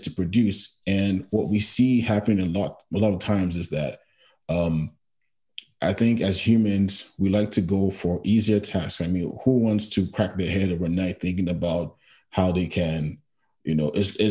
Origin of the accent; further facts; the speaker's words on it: Nigeria; moved away as an adult; now in Canada; growing up in Nigeria